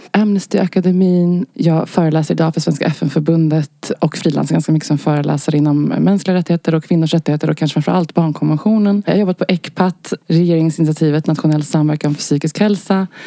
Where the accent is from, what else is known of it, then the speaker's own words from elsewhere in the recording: Stockholm, Stockholm County, Sweden; Jag är eh, född och uppvuxen i Stockholm och bor här än idag.